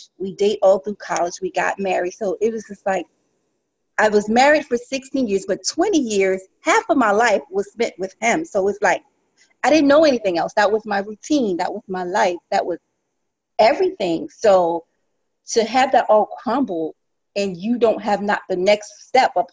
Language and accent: English; South Carolina, United States; now in New York City, United States; I am from South Carolina originally, from a rural farm